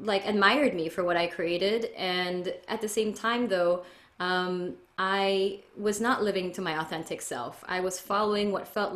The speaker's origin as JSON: {"language": "English", "country": "Philippines", "tie": "born or raised there", "moved": "yes", "lives_now": "California, United States", "said": "I was essentially born and raised in the Philippines in a conservative Catholic"}